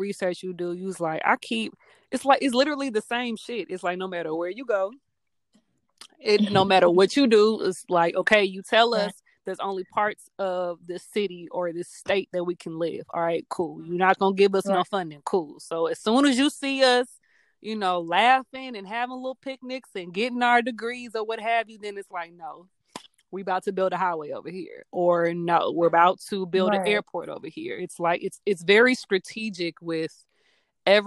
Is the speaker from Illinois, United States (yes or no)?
no; Hazelwood, Missouri, United States; So I was born in Hazelwood and grew up in Hazelwood